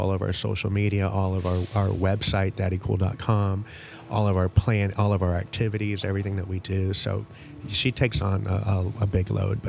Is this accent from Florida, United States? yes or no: yes; Tampa, Florida, United States; I was born in Tampa.